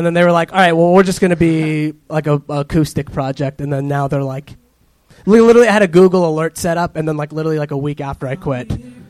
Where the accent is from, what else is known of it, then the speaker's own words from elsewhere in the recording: Orange County, California, United States; also born or lived in Echo Park, Los Angeles; now in Los Angeles, United States; I'm from here, like Orange County. Huh. And then I just moved here. I live in Echo Park now.